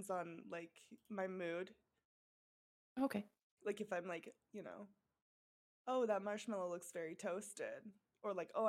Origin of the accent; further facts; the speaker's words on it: Colorado, United States; also born or lived in Iowa; now in Los Angeles, United States; Cuz like I grew up in Colorado and Iowa and then now I live in Los Angeles, so it's like like I'll say like pop sometimes, I'll say soda sometimes.